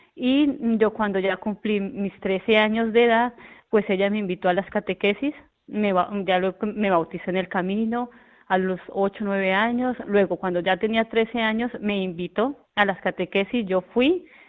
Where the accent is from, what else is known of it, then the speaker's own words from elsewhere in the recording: Colombia; now in El Puerto de Santa María, Spain; nosotros somos de Colombia, de muy cerca de la capital, de Bogotá, que se llama un, pueblito, eh, que se llama Huaté